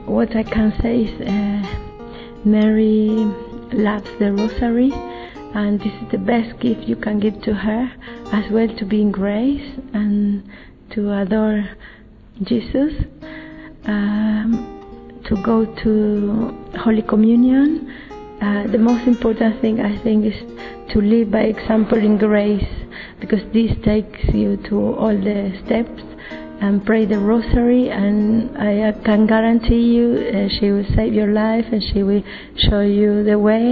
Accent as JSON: {"language": "English", "country": "Italy", "said": "I'm from Italy"}